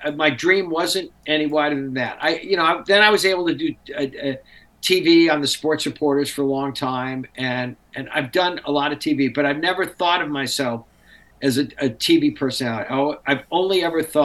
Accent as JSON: {"language": "English", "town": "Nashua", "region": "New Hampshire", "country": "United States", "tie": "born or raised there", "said": "growing up in Nashville, New Hampshire"}